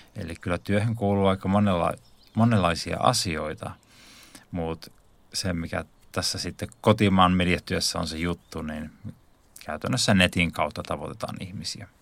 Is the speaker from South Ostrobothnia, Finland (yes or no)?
no; Lohtaja, Central Ostrobothnia, Finland; now in Helsinki, Finland; tuun tuolta Pohjanmaalta, eli Keski-Pohjanmaalta alun perin syntynyt tällaisessa pienellä paikkakunnalla kuin Lohtaja